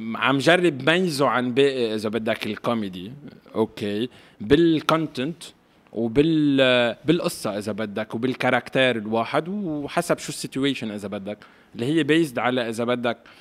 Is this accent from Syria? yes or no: no; Lebanon; now in Paris, France; نحن كلبنانيه